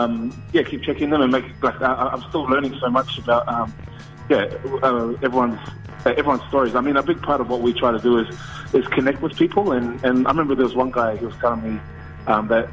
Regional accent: Auckland, New Zealand; I grew up in South Auckland. I live in Manurewa, and even just in my own hometown

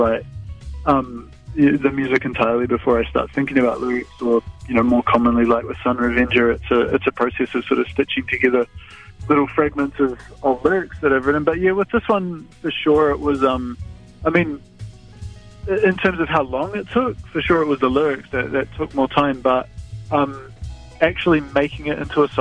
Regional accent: West Otago, New Zealand; now in Auckland, New Zealand; I grew up in West Otago, and it's a very different buzz up here

